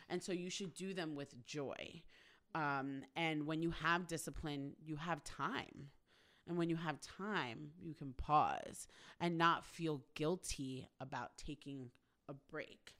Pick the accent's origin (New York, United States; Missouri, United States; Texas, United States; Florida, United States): New York, United States; now in Los Angeles, United States; I'm from New York